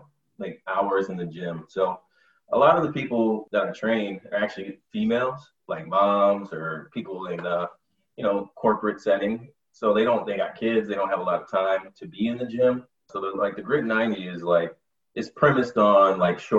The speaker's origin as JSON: {"language": "English", "region": "Michigan", "country": "United States", "moved": "as an adult", "lives_now": "New York/New Jersey area, United States", "said": "I'm from Michigan"}